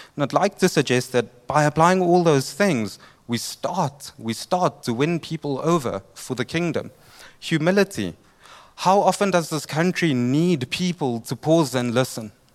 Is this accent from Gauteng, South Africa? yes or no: no; Durban, KwaZulu-Natal, South Africa; I'm from Durban